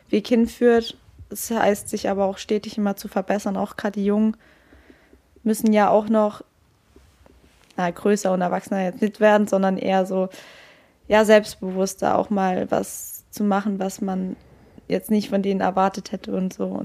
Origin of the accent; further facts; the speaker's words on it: Freiburg, Baden-Württemberg, Germany; Ja, ich bin quasi das kleine Urgestein noch von jung auf.